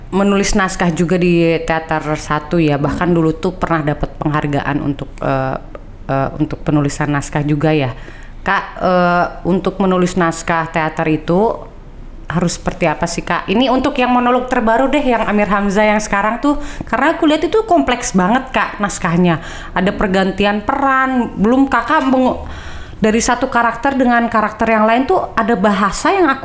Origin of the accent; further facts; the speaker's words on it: North Sumatra, Indonesia; latar belakang budaya orang Indonesia itu kan beda-beda. Aku Batak